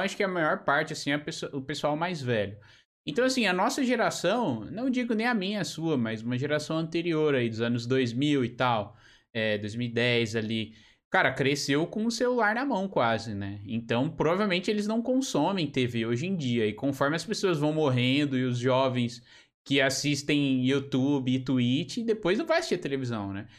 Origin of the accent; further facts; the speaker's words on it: São Paulo, Brazil; moved away as an adult; also born or lived in Portugal; now in Joinville, Brazil; eu sou de São Paulo, né? Sou de São Paulo capital, da região de Santo Amaro